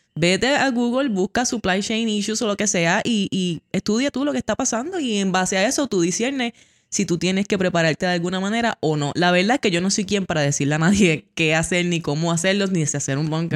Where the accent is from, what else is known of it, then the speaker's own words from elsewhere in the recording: Puerto Rico; como buenos puertorriqueños